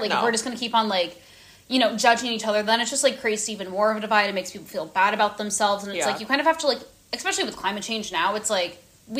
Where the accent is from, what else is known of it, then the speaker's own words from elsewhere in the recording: Midwest, United States; I'm also from the Midwest. Not going to get much into detail about it, but I do have, like, connections to, like, farming